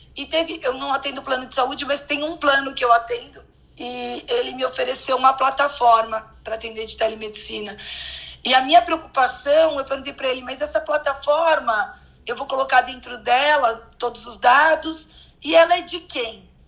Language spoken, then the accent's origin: Portuguese; São Paulo, Brazil; eu sou de São Paulo